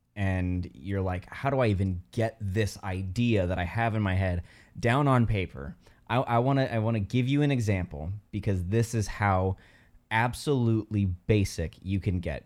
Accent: South Bend, Indiana, United States; I'm from South Bend, Indiana

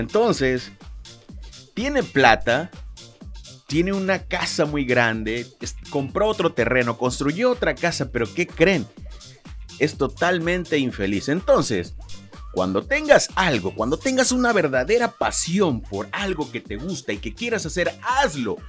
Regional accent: Lerdo de Tejada, Veracruz, Mexico; Yo soy nacido en Ciudad Lerdo de Tejada, Veracruz.

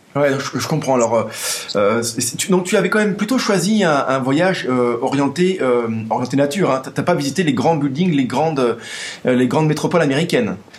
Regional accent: France; chez nous en France

